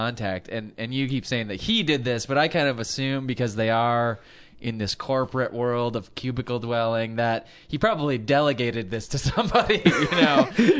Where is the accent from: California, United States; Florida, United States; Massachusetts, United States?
California, United States; we're from California